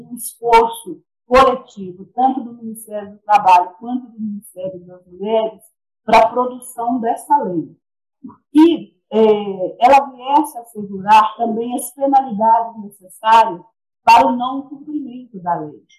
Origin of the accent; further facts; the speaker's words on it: Ipatinga, Minas Gerais, Brazil; é, sou de Ipatinga, Minas Gerais